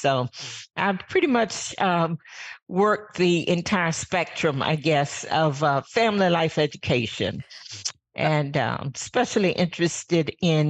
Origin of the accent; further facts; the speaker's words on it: Virginia, United States; I am from Virginia. Grew up on a farm